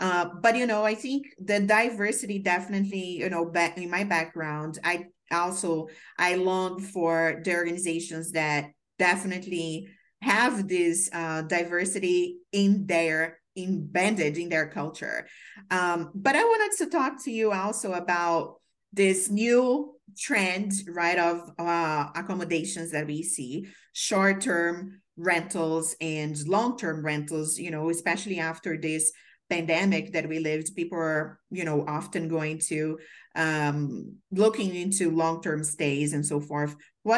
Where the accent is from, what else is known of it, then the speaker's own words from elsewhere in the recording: Brazil; moved away as an adult; also born or lived in Maryland; now in New York, United States; I moved here from Brazil. So I came here for an internship to grow my career.